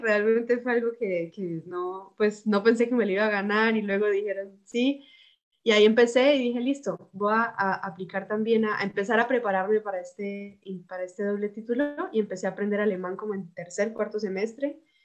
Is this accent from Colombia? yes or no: yes; Bucaramanga, Santander, Colombia; moved away as an adult; now in Germany; soy de Bucaramanga